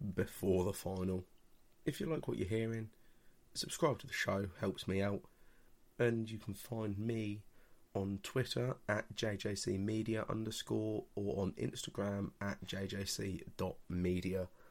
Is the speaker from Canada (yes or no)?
no; England, United Kingdom; I'm English